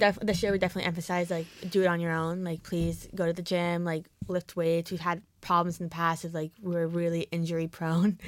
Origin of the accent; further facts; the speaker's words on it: New Jersey, United States; moved away as an adult; now in Oregon, United States; I'm from New Jersey, so you hear the accent